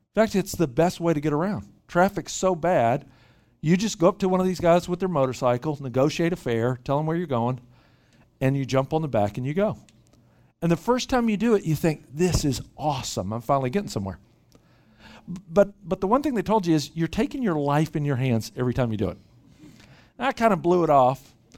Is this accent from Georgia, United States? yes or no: no; Memphis, Tennessee, United States; moved away as an adult; also born or lived in Bangkok / Dallas / Little Rock; now in Bay Area, United States; Grew up in Memphis, Tennessee, uh, originally.